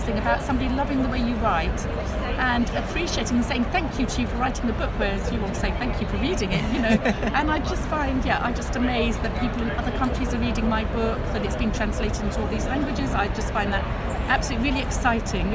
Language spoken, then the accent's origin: English; England, United Kingdom; moved away as an adult; also born or lived in Paris; I do love tea, so, because I'm English